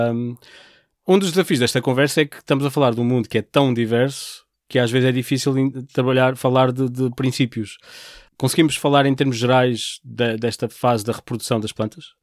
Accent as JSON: {"language": "Portuguese", "country": "Portugal", "said": "nós como portugueses"}